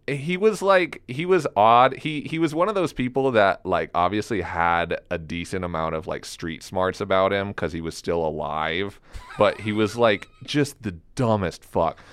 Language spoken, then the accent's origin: English; Elizabeth, Colorado, United States; also born or lived in New York City; now in Fort Collins, United States; I grew up in Elizabeth, Colorado